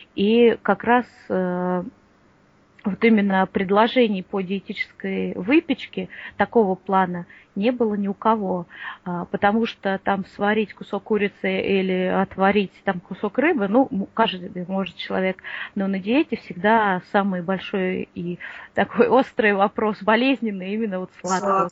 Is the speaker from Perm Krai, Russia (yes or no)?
no; Moscow, Russia; я из Москвы